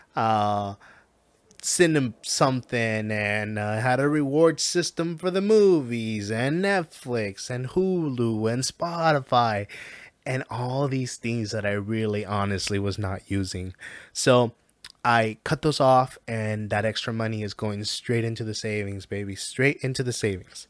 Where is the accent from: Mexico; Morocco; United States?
Mexico; I am from Mexico.